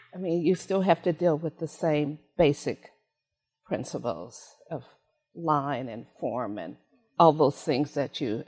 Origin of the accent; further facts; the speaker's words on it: San Francisco, California, United States; I was born in San Francisco